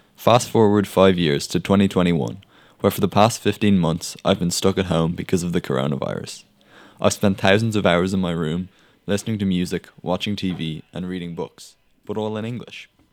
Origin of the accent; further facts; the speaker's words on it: Ireland; most of us don't speak it, myself included